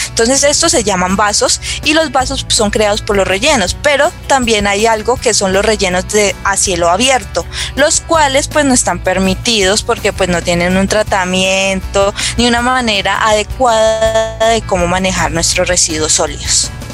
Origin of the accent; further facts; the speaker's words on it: La Paila, Valle del Cauca, Colombia; yo soy de La Paila, Valle del Cauca, no soy de Cali, sino que soy de aquí, de la zona norte del valle